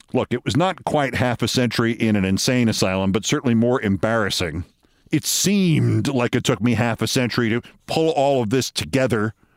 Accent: Hastings-on-Hudson, New York, United States; the pharmacy in my hometown of Hastings on Hudson, New York

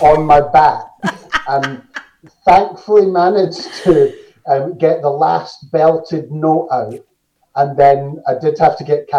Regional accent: Glenrothes, Scotland, United Kingdom; I'm from a little town called Glenrothes, which is one of Scotland's new towns. So it's less than 60 years old or something. But I always tell people I'm from Dunfermline because it's slightly more posh.

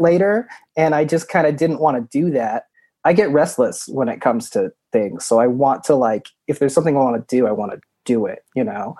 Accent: Utah, United States; now in Chicago, United States; I grew up in Utah. I moved out to Chicago to do comedy.

